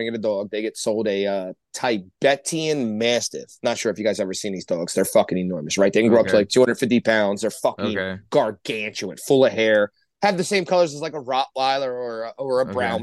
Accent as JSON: {"language": "English", "town": "Norristown", "region": "Pennsylvania", "country": "United States", "tie": "born or raised there", "said": "I grew up right outside the Norristown Zoo"}